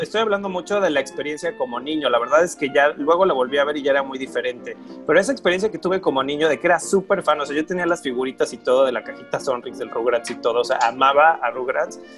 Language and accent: Spanish; Mexico; como en México le llamamos Aventuras en Pañales